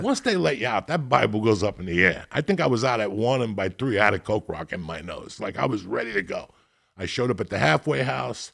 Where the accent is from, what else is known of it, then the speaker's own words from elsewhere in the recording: North Bergen, New Jersey, United States; moved away; also born or lived in Denver; I grew up in North Bergen with all those Italians.